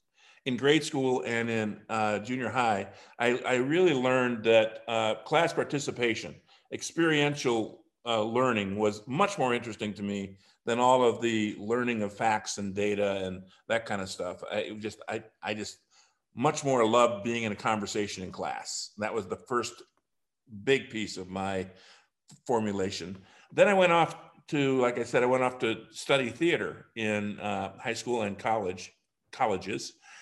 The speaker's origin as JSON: {"language": "English", "region": "Wisconsin", "country": "United States", "tie": "born or raised there", "also_born_or_lived": "Ohio / Minnesota", "said": "Well, I'm a Midwestern boy, Charlie. I grew up in Ohio, Minnesota, and Wisconsin. And I went through high school in Wisconsin."}